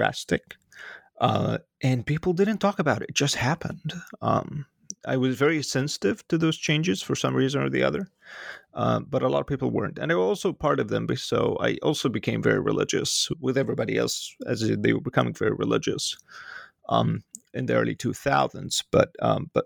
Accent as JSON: {"language": "English", "town": "Cairo", "region": "Cairo Governorate", "country": "Egypt", "tie": "born or raised there", "moved": "as an adult", "lives_now": "United States", "said": "growing up in Egypt during the 90s and the 2000s, up all the way to the Arab Spring, right before my departure."}